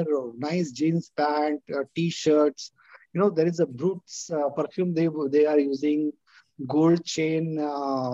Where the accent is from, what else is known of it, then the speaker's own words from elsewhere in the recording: Akola, Maharashtra, India; I was born in Akola. I was studying in a very, it's a government school. My father was in Indian Air Force